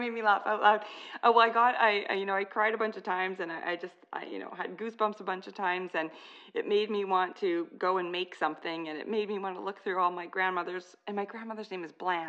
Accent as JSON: {"language": "English", "country": "Canada", "said": "I'm Canadian"}